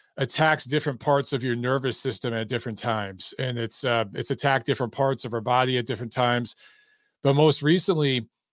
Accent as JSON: {"language": "English", "region": "Michigan", "country": "United States", "moved": "as an adult", "lives_now": "Atlanta, United States", "said": "that's where we're from. We're from Michigan"}